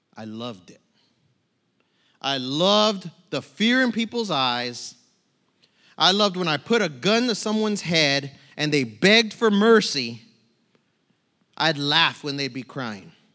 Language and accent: English; San Bernardino, California, United States; moved away as an adult; also born or lived in Tucson, Arizona; now in New Braunfels, United States; I, I was born in Tucson. I was raised in San Bernardino, California